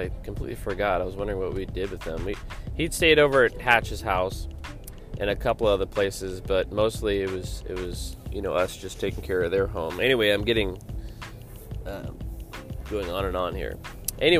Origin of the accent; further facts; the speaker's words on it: Anchorage, Alaska, United States; also born or lived in Dallas, Texas; I grew up here in Anchorage, Alaska